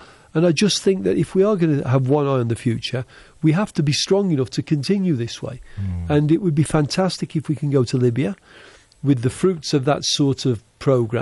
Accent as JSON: {"language": "English", "town": "Helsingborg", "region": "Skåne", "country": "Sweden", "tie": "born or raised there", "said": "Helsingborg, which is my hometown in Sweden."}